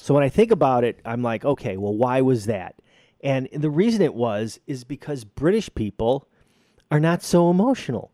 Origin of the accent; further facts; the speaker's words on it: Chicago, Illinois, United States; I'm from Chicago